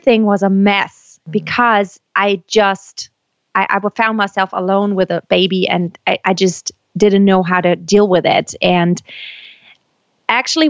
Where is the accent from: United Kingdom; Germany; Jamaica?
Germany; moved away as an adult; also born or lived in United States; I was born and raised in Germany, but I lived in the States for about 7 years